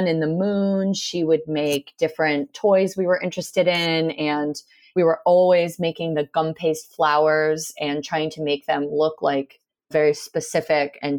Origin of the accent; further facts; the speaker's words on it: Rhode Island, United States; I grew up in Rhode Island